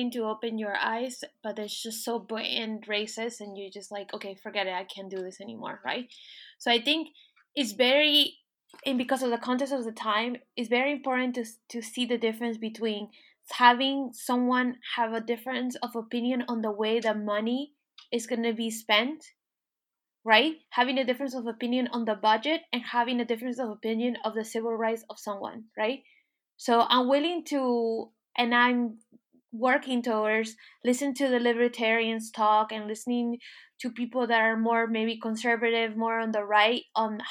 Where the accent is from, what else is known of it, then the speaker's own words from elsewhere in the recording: Miami, Florida, United States; moved away as an adult; now in France; growing up in Miami, watching Telemundo